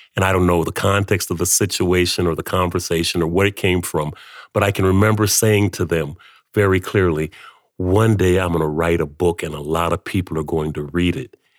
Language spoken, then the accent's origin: English; Flint, Michigan, United States; moved away as an adult; now in Canada; growing up in Flint